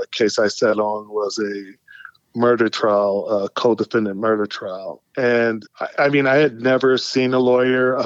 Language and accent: English; San Francisco, California, United States; I grew up in San Francisco